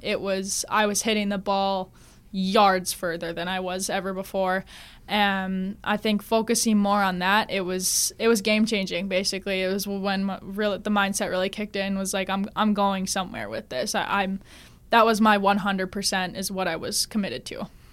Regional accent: Grand Forks, North Dakota, United States; moved away; I'm from Grand Forks

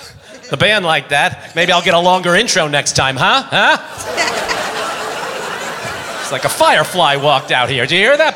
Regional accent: Long Island, New York, United States; I was raised on Long Island in New York

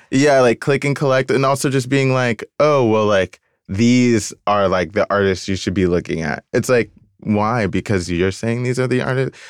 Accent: Decatur, Georgia, United States; moved away; also born or lived in Virginia; I grew up in Atlanta, I grew up in Decatur, and so it was just like all black

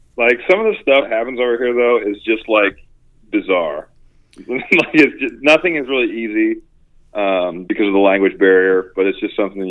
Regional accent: United States; haven't really had anyone say a negative thing about the United States or mention anything to me about being American.

